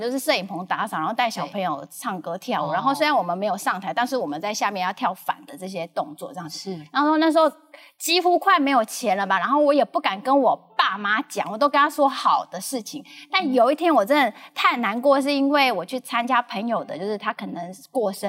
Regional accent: Lukang, Changhua County, Taiwan; accent: Taiwanese Mandarin; now in Taipei, Taiwan; 直到有一次我刚好回鹿港，

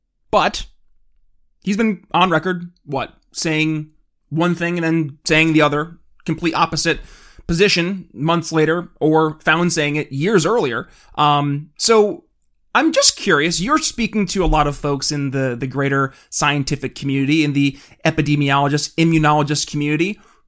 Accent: New York, United States; I look in my home state of New York

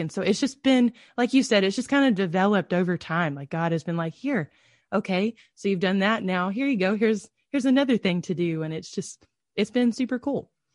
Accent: Georgia, United States; I grew up as a P K in the middle of nowhere in Georgia

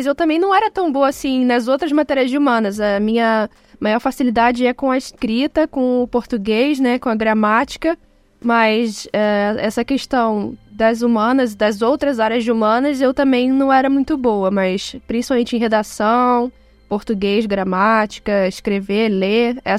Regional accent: Rio de Janeiro, Brazil; eu sou do Rio de Janeiro

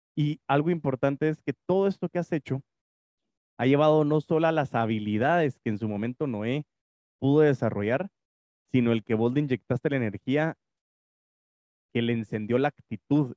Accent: Guatemala; nacimos en Guate

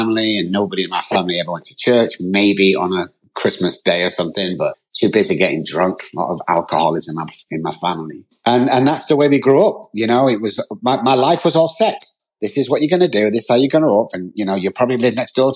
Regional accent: Manchester, North West England, United Kingdom; moved away; I'm from Manchester, United Kingdom, grew up there.

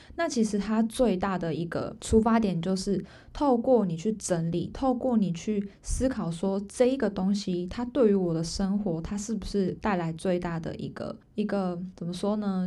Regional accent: Taiwan; moved away as an adult; now in Pingtung, Taiwan; 我人不在我家乡，因为我本来，我本身是新竹人，但我现在在屏东

